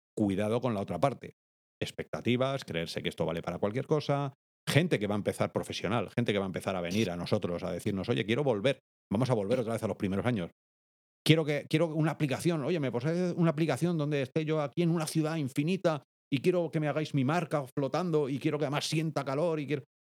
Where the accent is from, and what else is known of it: Spain